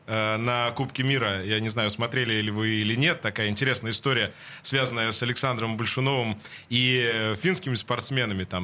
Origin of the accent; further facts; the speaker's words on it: Finland; Russian is a second language; moved away as an adult; also born or lived in France / Italy / Japan / Poland; now in Russia; я ушел из Финляндии